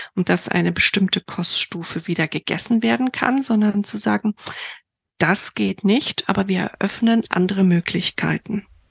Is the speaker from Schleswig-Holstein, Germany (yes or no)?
no; Bamberg, Bavaria, Germany; ich komme aus Bamberg